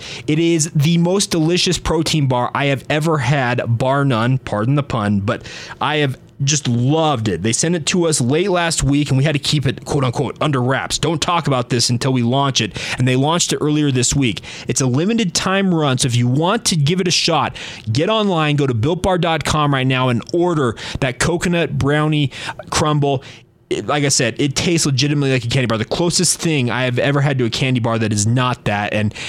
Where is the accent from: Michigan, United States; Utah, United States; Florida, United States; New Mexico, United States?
Utah, United States; Orem; I grew up in Orem, Utah. I'm a Utah County boy, born and raised.